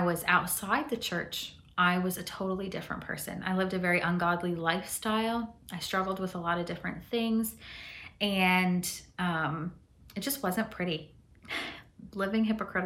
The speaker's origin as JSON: {"language": "English", "region": "southwestern Ontario", "country": "Canada", "tie": "born or raised there", "also_born_or_lived": "Chihuahua, Mexico", "said": "I grew up in southwestern Ontario. That's where my family moved to when we moved from Mexico."}